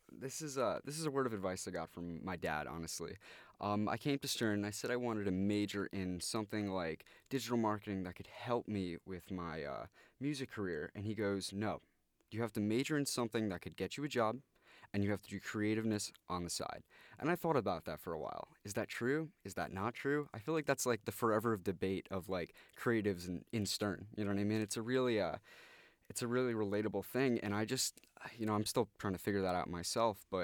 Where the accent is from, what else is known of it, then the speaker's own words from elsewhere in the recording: New York, United States; I'm actually from Westchester County myself, so uh, it was nice to come from the suburb to a nice big city